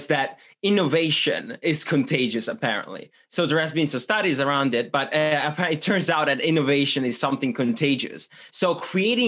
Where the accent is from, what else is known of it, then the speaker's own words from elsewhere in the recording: Switzerland; English is a second language; moved away as an adult; also born or lived in Italy / University of Michigan; now in London, United Kingdom; I'm originally from Italy. However, I grew up in Switzerland, so sort of a international profile there